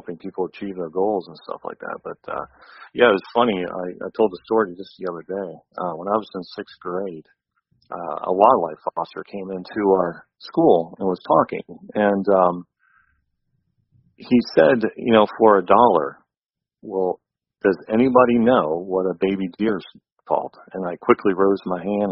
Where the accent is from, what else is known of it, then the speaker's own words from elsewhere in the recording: Ashtabula County, Northeast Ohio, United States; Northeast Ohio. I grew up in Ashtabula County